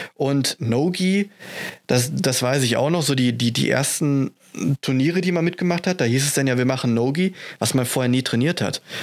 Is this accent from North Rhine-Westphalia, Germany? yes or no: yes; Essen, North Rhine-Westphalia, Germany; Ich komme aus Essen, trainiere auch in Essen beim Manjaro Fight Team